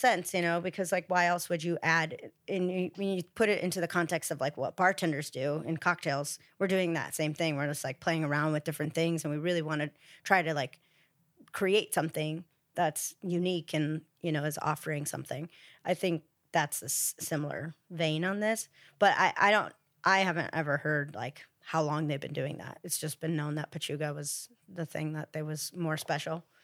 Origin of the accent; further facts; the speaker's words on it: Ohio, United States; now in Los Angeles, United States; I'm from Ohio originally